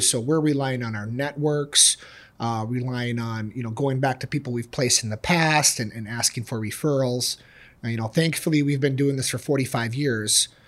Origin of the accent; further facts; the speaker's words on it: Bloomington, Minnesota, United States; now in Shoreview, United States; I'm, I'm from Bloomington, living in Shoreview.